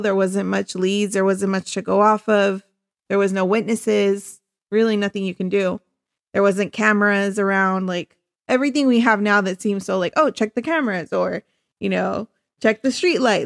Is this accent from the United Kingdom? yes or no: no; Chula Vista, California, United States; I am from Chula Vista originally.